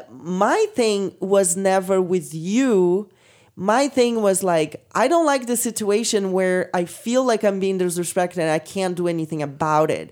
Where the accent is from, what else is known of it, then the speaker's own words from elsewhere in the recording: Brazil; moved away; I come from Brazil